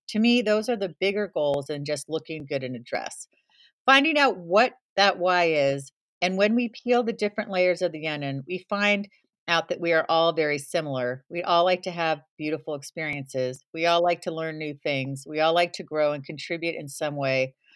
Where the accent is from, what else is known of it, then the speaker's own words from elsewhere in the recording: San Jose, California, United States; moved away; also born or lived in Santa Cruz, California; I grew up in San Jose, California